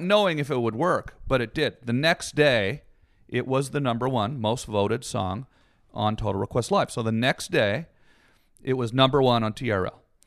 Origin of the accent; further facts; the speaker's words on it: Canada; Canadian, and I grew up in the woods.